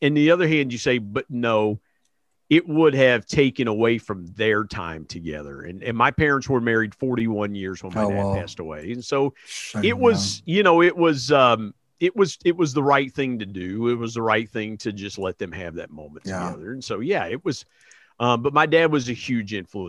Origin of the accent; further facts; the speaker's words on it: Belpre, Ohio, United States; also born or lived in Huntington, West Virginia / Parkersburg, West Virginia; Belpre, Ohio is right across the river, and that's where I grew up, the little town I grew up